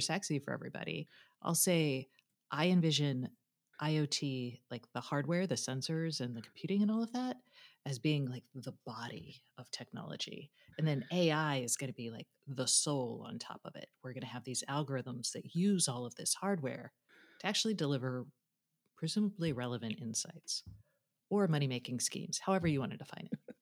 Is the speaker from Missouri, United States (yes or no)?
no; Austin, Texas, United States; my, my hometown of Austin